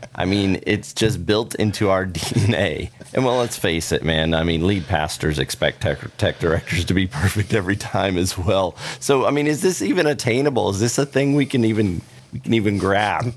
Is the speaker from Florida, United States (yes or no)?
yes; Orlando, Florida, United States; now in Texas, United States; I grew up in Orlando